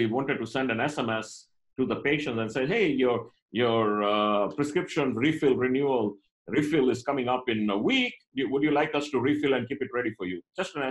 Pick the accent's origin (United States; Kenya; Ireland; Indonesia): Kenya; moved away; I'm of Indian origin, but I was born and brought up in Kenya, and I did up to my high school in Kenya.